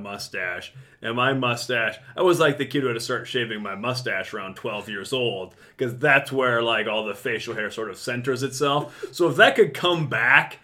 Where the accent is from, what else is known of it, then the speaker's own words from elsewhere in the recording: Mason City, Iowa, United States; I was growing up in Mason City